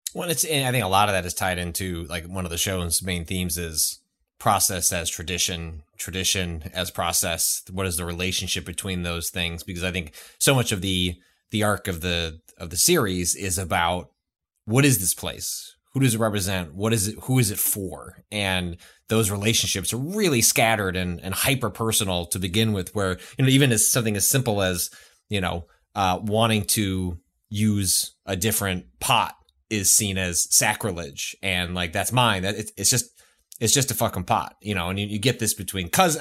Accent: Midwest, United States; I grew up in the Midwest

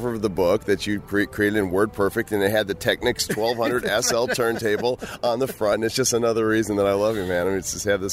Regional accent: Illinois, United States; moved away as an adult; also born or lived in Texas / Oklahoma / Colorado; now in Denver, United States; I grew up in Illinois and left there when I was 21 and spent 12 years in Texas and 8 years in Oklahoma before I finally escaped humidity in 2007 and moved to Colorado.

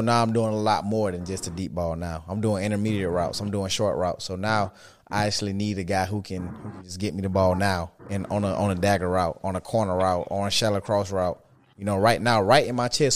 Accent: South Georgia, United States; I'm from South Georgia

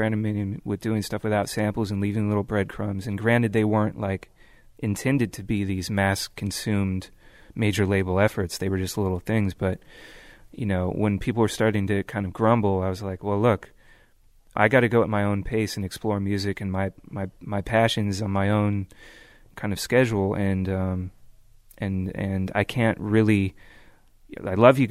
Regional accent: Bay Area, California, United States; growing up in the Bay Area

